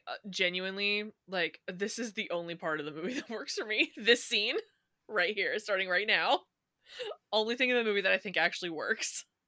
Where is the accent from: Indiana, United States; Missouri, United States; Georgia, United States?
Indiana, United States; I'm from Indiana, right? But yeah. there are tons of people in Indiana that have like a southern accent, which I don't have